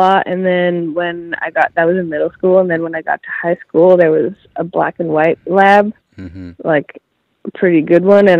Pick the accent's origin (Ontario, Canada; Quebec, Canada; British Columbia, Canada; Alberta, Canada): British Columbia, Canada; Gulf Islands; also born or lived in Victoria, British Columbia; now in Vancouver, Canada; Well, I grew up in British Columbia in the Gulf Islands, and then I went to high school in Victoria, and then I moved to Vancouver for university.